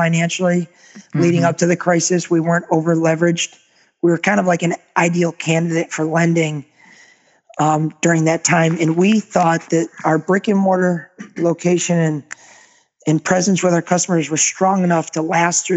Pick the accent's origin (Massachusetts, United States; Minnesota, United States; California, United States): Massachusetts, United States; Agawam; moved away as an adult; now in Naples, United States; we're originally from Western Massachusetts, a town called Agawam. So we relocated in 2002 to Naples, Florida